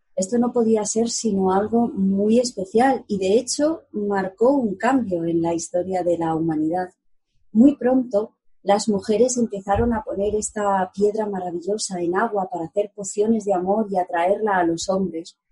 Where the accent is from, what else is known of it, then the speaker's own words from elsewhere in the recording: Segovia, Castile and León, Spain; en Segovia, mi ciudad natal, lo llamamos tete